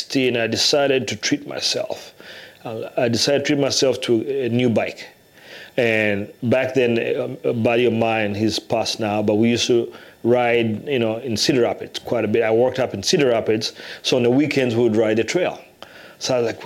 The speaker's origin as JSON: {"language": "English", "country": "Uganda", "tie": "born or raised there", "also_born_or_lived": "England / Iowa City, Iowa, United States", "moved": "as an adult", "lives_now": "Iowa, United States", "said": "I was born in Uganda"}